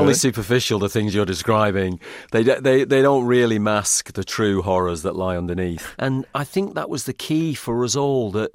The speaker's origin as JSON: {"language": "English", "town": "Manchester", "region": "North West England", "country": "United Kingdom", "said": "I come from Manchester, which is an industrial city in the north of England."}